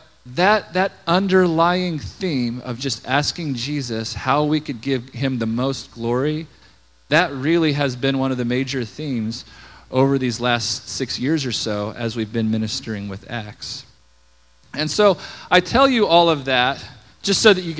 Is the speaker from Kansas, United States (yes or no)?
yes; Scott City, Kansas, United States; moved away as an adult; now in Colorado Springs, United States; I grew up in Scott City, way out in southwest Kansas